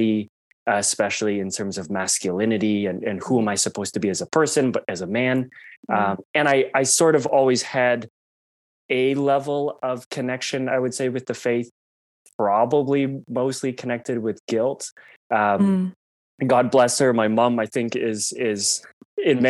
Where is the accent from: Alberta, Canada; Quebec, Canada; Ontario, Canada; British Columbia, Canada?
Ontario, Canada; Toronto; I grew up in Toronto, one of six kids in a very devout Catholic family.